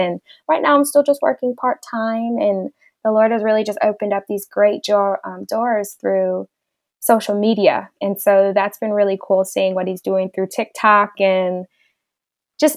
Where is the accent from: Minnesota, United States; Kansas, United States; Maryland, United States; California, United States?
California, United States; Southern; I've grown up in Southern California all of my life